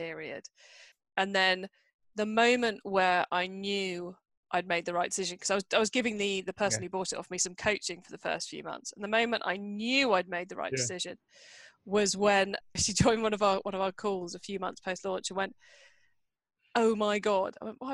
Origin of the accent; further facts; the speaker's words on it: Cornwall, South West England, United Kingdom; moved away as an adult; I live in and I grew up in a remote part of the UK called Cornwall, which is down in the far southwest corner